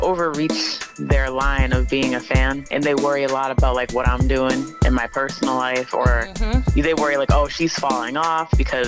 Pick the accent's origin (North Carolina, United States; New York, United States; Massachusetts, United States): Massachusetts, United States; Brockton; also born or lived in San Diego, California; I'm from San Diego. I grew up in Brockton, Massachusetts, though.